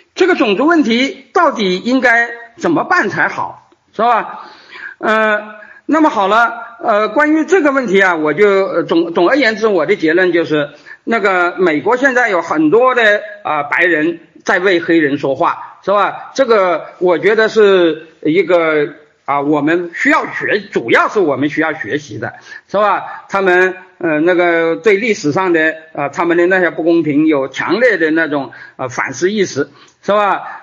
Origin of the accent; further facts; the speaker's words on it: China; 我们作为一个中国人到，呃，美洲